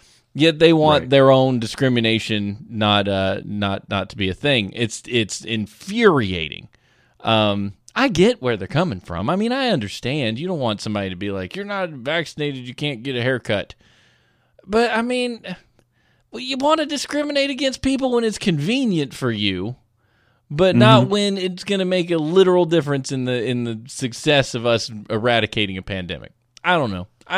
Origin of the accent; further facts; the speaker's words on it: the South, United States; No, I come from the South where we just yell about people in our private conversations